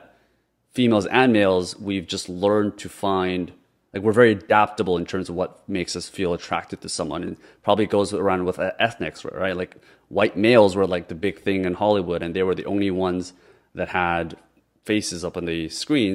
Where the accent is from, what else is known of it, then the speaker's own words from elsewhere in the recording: Canada; also born or lived in Korea; I grew up in Canada